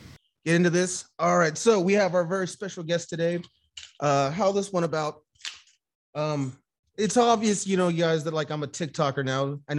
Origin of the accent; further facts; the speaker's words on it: California, United States; we're from California.